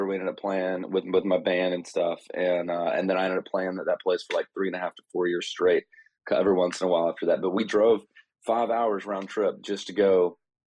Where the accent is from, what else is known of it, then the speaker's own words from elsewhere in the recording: North Georgia, United States; I grew up in North Georgia